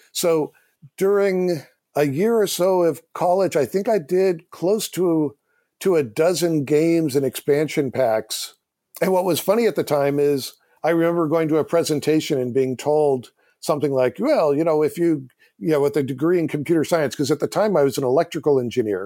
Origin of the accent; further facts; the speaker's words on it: Silicon Valley, California, United States; I grew up in Silicon Valley.